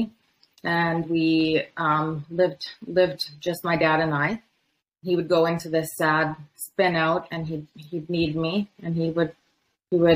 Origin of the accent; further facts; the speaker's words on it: Medicine Hat, Alberta, Canada; I was born in Medicine Hat